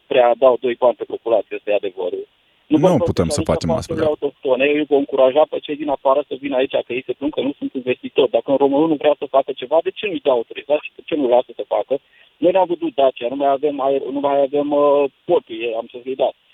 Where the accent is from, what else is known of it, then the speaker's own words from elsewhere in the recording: Bucharest, Romania; sunt un cetățean din București, am o mică firmă